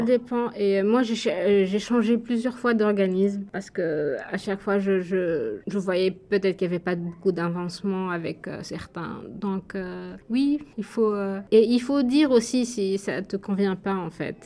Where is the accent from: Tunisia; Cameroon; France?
Tunisia; Bizerte, Bizerte Governorate; moved away as an adult; now in Canada; je viens de Bizerte, c'est au nord de la Tunisie.